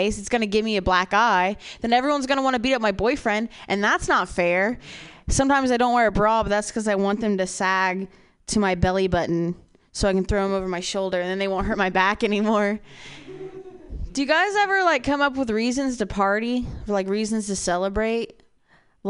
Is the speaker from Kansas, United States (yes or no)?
no; Ohio, United States; I'm from Ohio. The opiate crisis there is so bad, man.